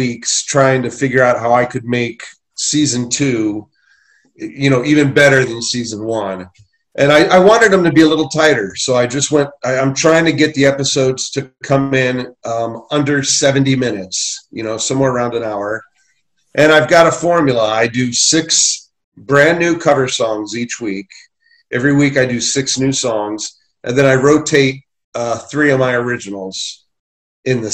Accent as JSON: {"language": "English", "town": "Portage Lakes", "region": "Ohio", "country": "United States", "moved": "yes", "said": "I'm originally from Portage Lakes, Ohio, just a small town south of Akron."}